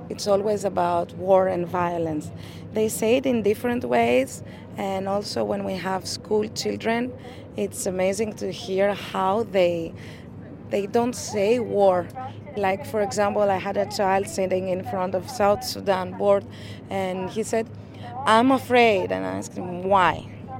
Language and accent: English; Greece; I'm from Greece.